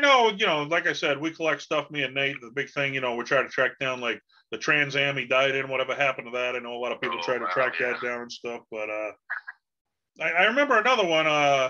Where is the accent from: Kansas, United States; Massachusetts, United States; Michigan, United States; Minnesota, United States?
Massachusetts, United States; Boston; Now I'm from Boston, okay? Up here in Boston